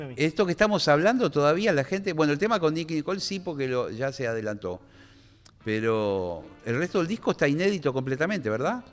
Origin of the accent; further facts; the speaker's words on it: Argentina; yo, como siempre como argentino